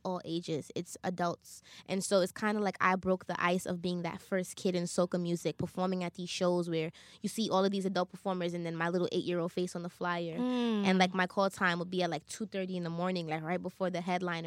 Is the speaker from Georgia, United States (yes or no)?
no; New York, United States; also born or lived in Trinidad; I was born in New York, but every year I go to Trinidad